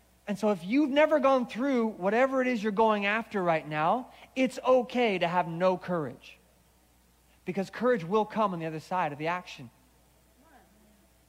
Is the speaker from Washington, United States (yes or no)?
yes; Seattle, Washington, United States; now in Orange County, United States; I grew up in Seattle